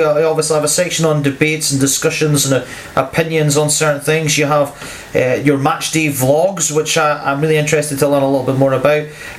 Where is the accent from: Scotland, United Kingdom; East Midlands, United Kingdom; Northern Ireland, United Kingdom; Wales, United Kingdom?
Scotland, United Kingdom; North East; I'm actually from North East Scotland, I'm an Aberdeen fan